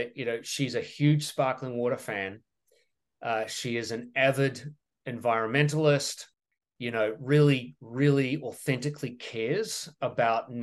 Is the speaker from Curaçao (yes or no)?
no; New Zealand; moved away as an adult; also born or lived in Europe / France; now in United States; I'm a Kiwi from New Zealand, but I'm an American immigrant.